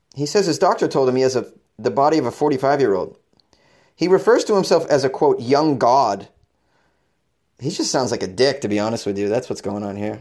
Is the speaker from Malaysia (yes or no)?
no; Boston, Massachusetts, United States; born or raised there; moved away; also born or lived in New York City / Los Angeles